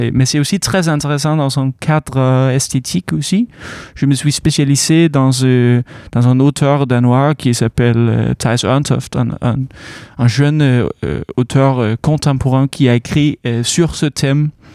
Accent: Aarhus, Central Denmark Region, Denmark; French is a second language; now in Caen, France; Le, le Jutland, c'est d'où je viens, de Aarhus

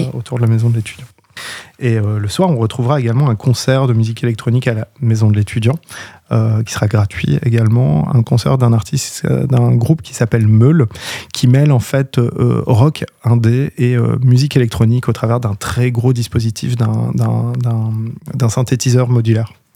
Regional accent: Orne, Normandy, France; now in Caen, France; je viens pas de Caen à la base, donc je viens de l'Orne

